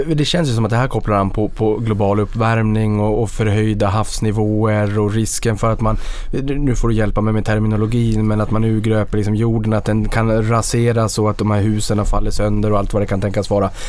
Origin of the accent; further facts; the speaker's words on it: Boden, Norrbotten County, Sweden; Jag kommer från Boden och jag är ju uppfödd med, med de här malmtågen